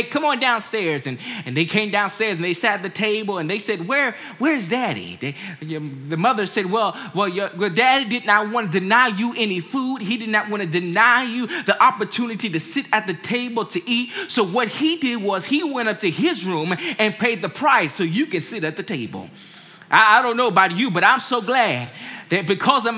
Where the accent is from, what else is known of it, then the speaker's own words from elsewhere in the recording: Washington, District of Columbia, United States; I grew up in Washington, D.C., and my parents had me to go to Sunday school.